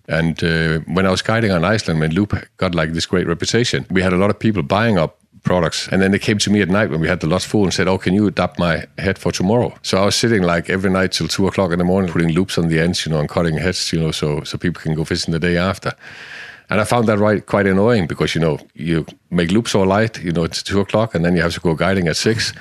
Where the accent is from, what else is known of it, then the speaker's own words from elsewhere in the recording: Denmark; I was born in Denmark in, uh, in the sixties, sixty-two. I'm not afraid of saying that. And, uh, in the middle of a jodland.